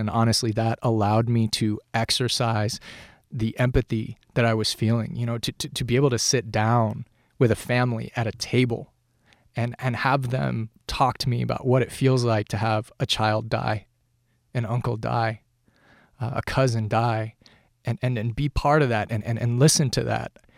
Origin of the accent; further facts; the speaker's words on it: Colorado Springs, Colorado, United States; now in Los Angeles, United States; I'm from Colorado Springs. Where I grew up, no one was a writer